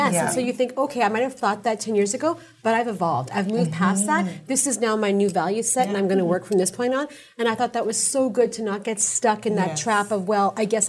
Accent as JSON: {"language": "English", "town": "Winnipeg", "region": "Manitoba", "country": "Canada", "tie": "born or raised there", "said": "Because I feel like I grew up in Manila. Even though I grew up in Winnipeg, it was Manila within the four corners of my house."}